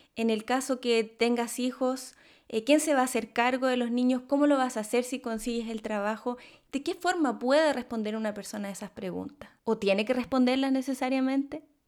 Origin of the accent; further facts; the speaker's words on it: Chile; moved away; soy de Chile